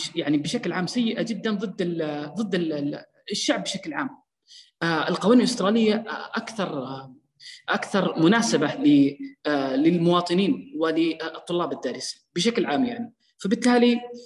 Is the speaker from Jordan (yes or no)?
no; Saudi Arabia; عندنا في السعودية